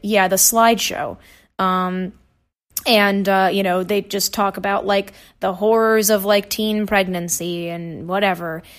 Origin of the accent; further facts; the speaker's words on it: Nashville, Tennessee, United States; moved away; I'm from Tennessee originally. I, I, so I went to Nashville public schools